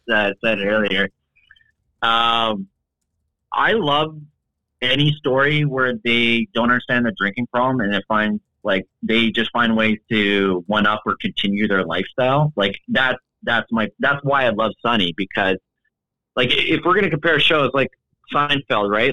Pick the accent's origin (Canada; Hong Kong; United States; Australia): Canada; the show I was raised on in Canada